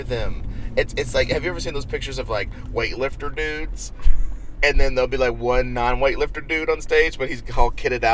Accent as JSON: {"language": "English", "region": "Missouri", "country": "United States", "tie": "born or raised there", "said": "I grew up in Missouri"}